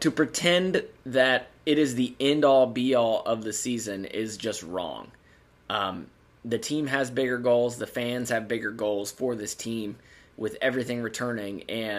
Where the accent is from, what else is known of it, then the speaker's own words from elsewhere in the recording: Connersville, Indiana, United States; moved away as an adult; now in Maryland, United States; I grew up in Indiana. I live in Maryland now, but the vast majority of the town I grew up in Connersville were IU fans.